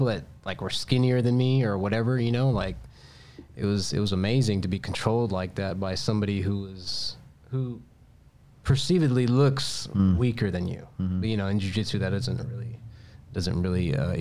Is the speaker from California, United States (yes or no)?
yes; Stockton, California, United States; moved away as an adult; also born or lived in San Diego; now in Burbank, United States; Stockton, born and raised